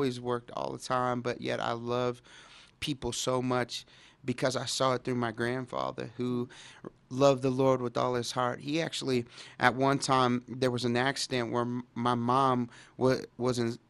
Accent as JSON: {"language": "English", "town": "Dallas", "region": "Texas", "country": "United States", "tie": "born or raised there"}